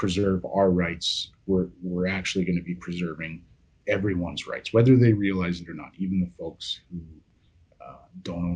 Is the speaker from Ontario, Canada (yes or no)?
no; Yukon, Canada; born and raised in the Yukon, very much an outdoor oriented childhood